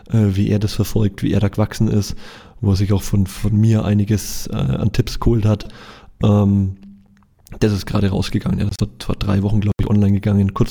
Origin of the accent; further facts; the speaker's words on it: Nuremberg, Bavaria, Germany; versuche ich halt nach Nürnberg zu fahren, wo ich herkomme und wo ich auch noch eine, eine kleine Wohnung habe.